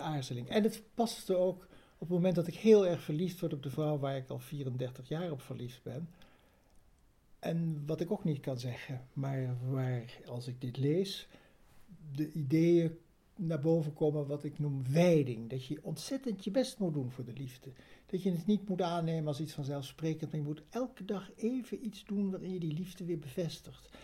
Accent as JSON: {"language": "Dutch", "town": "Bergen aan Zee", "region": "North Holland", "country": "Netherlands", "tie": "born or raised there", "said": "ik groeide op in Berg aan Zee"}